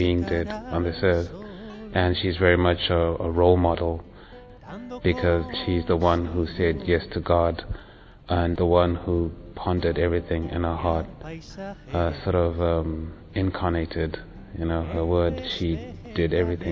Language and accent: English; Zimbabwe; I'm from Zimbabwe and I'm 30 years old.